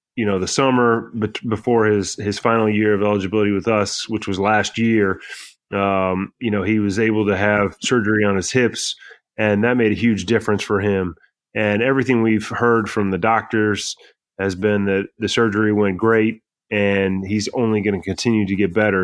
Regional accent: Kansas, United States; moved away; also born or lived in North Carolina / Tennessee; I grew up in Kansas

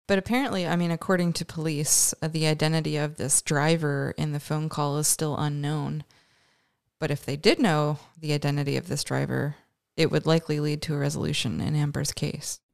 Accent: Canada; we're both Canadian

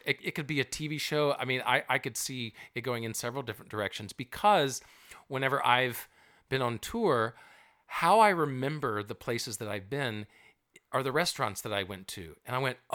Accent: the South, United States; I'm from the South

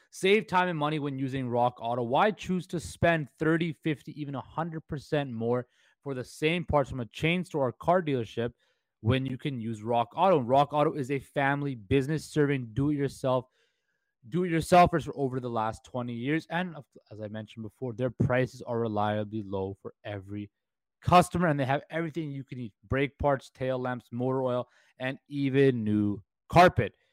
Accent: Vancouver, British Columbia, Canada; in Vancouver, we are kind of considered the little brother to Toronto

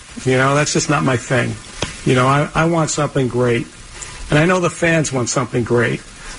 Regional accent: Long Island, New York, United States; I grew up in Long Island

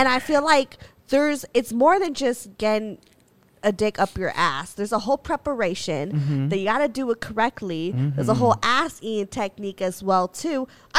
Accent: Philippines; This is how you know we're fucking Filipino as fuck.

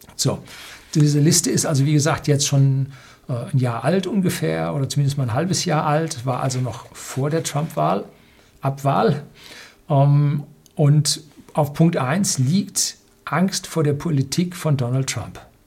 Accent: Germany; bei uns in Deutschland

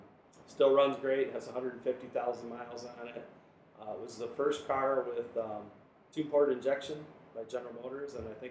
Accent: Flint, Michigan, United States; I grew up in the Flint area, which was GM, born and bred.

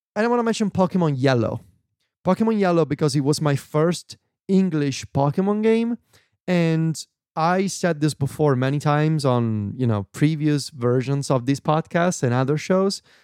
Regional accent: Viterbo, Lazio, Italy; English is a second language; my hometown in Viterbo

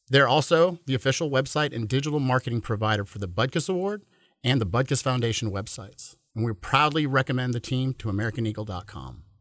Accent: Houston, Texas, United States; being from Houston, in 1993 when Bud Adams took the team to Tennessee. I was 13 years

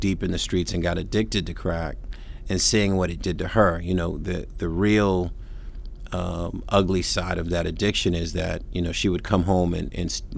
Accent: Boston, Massachusetts, United States; as a young kid growing up in Roxbury

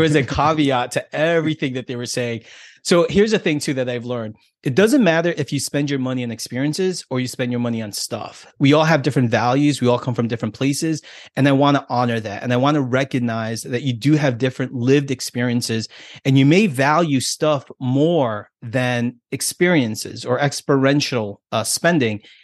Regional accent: United States; me being American and being here in this country, I have a different set of values and different set of beliefs.

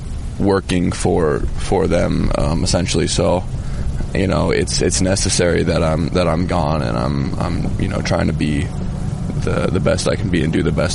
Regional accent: United States; we're American

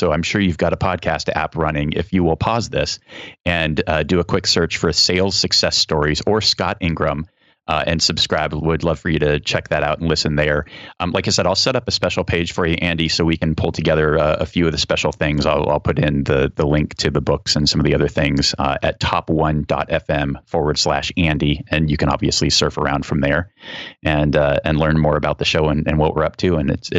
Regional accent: Germany; born there; I come from, I was born in Germany. My dad retired as a 2-star general in the Army Reserve.

